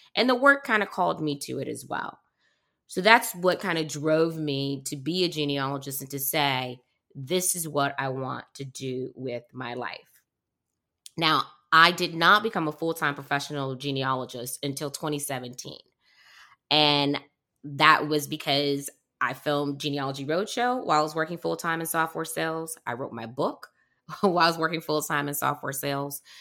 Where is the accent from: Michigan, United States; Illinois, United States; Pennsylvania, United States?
Michigan, United States; Detroit; I was born in Detroit, um, and I am a big fan of my hometown